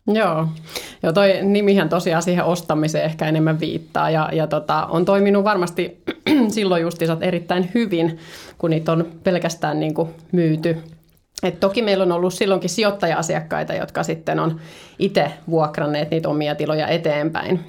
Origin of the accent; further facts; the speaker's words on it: Turku, Southwest Finland, Finland; moved away as an adult; now in Helsinki, Finland; mä oon Turun seudut kotoisin